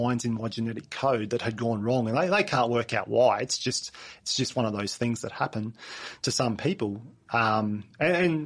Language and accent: English; Mount Isa, Queensland, Australia; I was born in Mount Isa, and we spent, you know, through end of primary school, start of high school, and in growing up in Mount Isa as well.